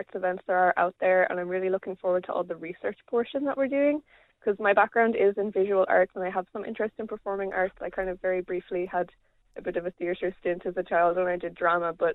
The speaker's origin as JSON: {"language": "English", "town": "Abbeyleix", "region": "Laois", "country": "Ireland", "said": "I'm from Abbey Leaks"}